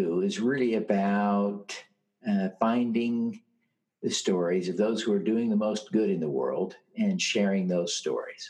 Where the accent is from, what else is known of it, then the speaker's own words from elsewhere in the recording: Utah, United States; my home state here in Utah